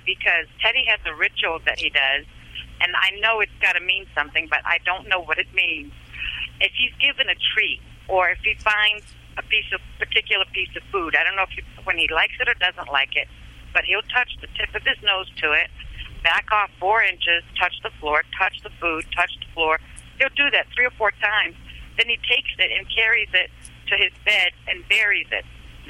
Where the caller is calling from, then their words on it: Maryland, United States; I'm calling in from Maryland. When I called you originally, I was in Arizona.